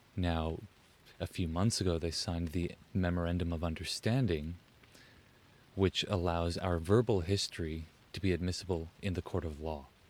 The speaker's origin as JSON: {"language": "English", "town": "Huntsville", "region": "Ontario", "country": "Canada", "tie": "born or raised there", "also_born_or_lived": "Orillia, Ontario / British Columbia (ancestral homeland)", "said": "I was raised in Huntsville, Ontario"}